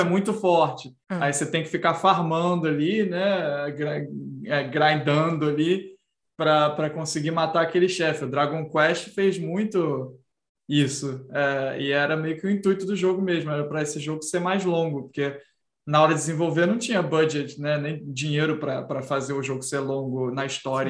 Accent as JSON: {"language": "Portuguese", "country": "Brazil", "said": "a minha própria personalidade como brasileiro"}